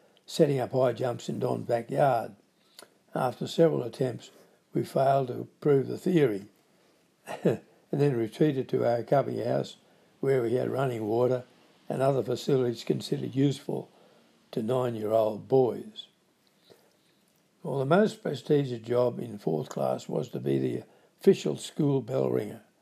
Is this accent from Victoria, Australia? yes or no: no; Grafton, New South Wales, Australia; born or raised there